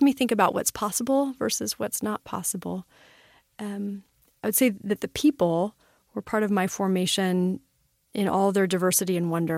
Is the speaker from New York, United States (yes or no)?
no; Los Angeles, California, United States; growing up in Los Angeles, a busy, buzzy city